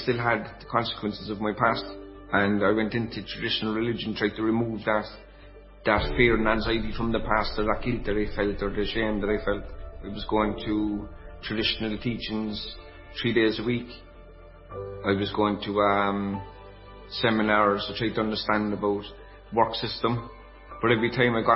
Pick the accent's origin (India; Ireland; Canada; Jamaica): Ireland; I'm from Connolly Road in Ballyfihan. Actually, this is my parish that I'm sitting in this chair at the moment